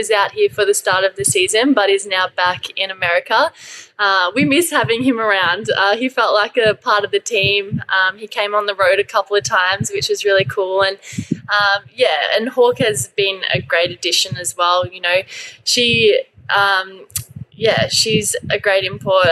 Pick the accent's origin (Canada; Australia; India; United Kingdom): Australia; Sydney, New South Wales; now in Townsville, Australia; I'm from Sydney, so it's a lot more laid back.